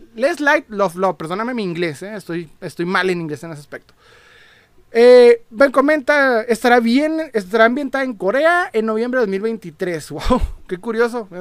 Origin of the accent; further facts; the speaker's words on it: Ciudad Juárez, Chihuahua, Mexico; soy de Juárez